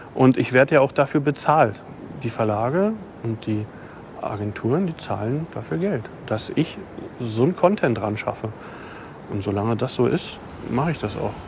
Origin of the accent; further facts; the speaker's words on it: Berlin, Germany; Berlin wird immer meine Heimat bleiben, natürlich.